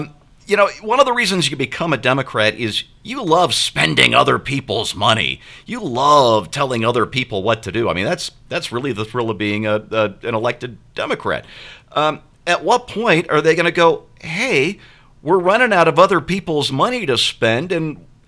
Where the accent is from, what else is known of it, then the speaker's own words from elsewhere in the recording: Missouri, United States; I learned that growing up in Missouri.